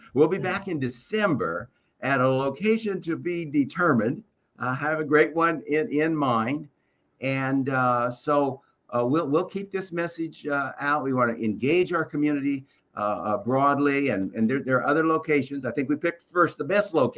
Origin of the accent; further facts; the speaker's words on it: Waco, Texas, United States; this is my hometown